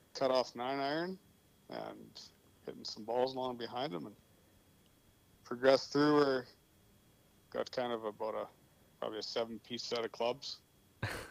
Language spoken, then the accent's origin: English; Saskatchewan, Canada; we grew up in Hallbright